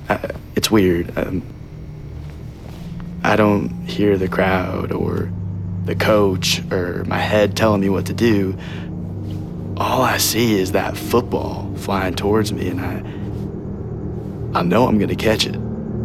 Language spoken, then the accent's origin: English; Henderson, Texas, United States; Henderson. Texas.